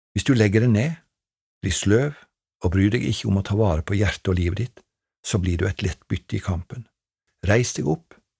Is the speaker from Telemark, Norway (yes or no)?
yes; Treungen, Telemark, Norway; på ungdomskveldene hjemme i Treungen da jeg vokste opp